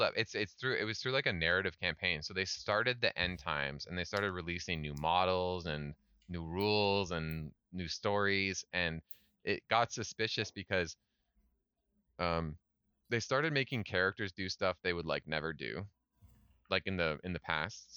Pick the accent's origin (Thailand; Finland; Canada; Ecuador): Canada; moved away as an adult; also born or lived in Scotland; now in South Korea; I love being Canadian